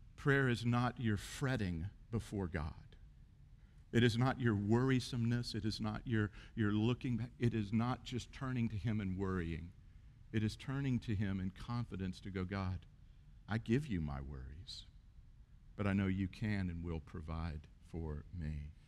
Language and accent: English; United States; we're Western and we're American